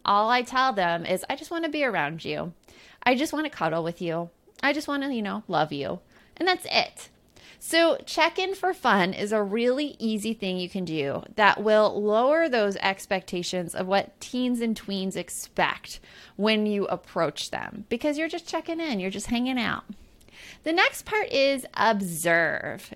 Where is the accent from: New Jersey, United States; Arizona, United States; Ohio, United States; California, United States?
Arizona, United States; Tucson; growing up in Tucson, Arizona.